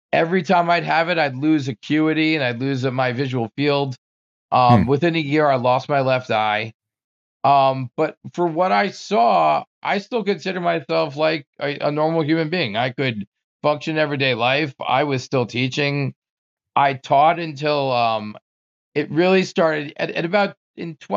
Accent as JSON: {"language": "English", "region": "New Jersey", "country": "United States", "tie": "born or raised there", "also_born_or_lived": "Maryland", "moved": "as an adult", "said": "I grew up in New Jersey"}